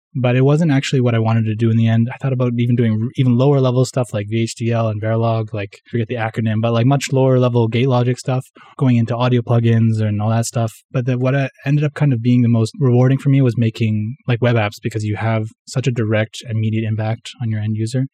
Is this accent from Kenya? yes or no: no; Vancouver, British Columbia, Canada; first language English; moved away as an adult; now in Tokyo, Japan; I'm Canadian. I'm from Vancouver, actually, from the west coast of Canada, but I moved to Japan kinda three years ago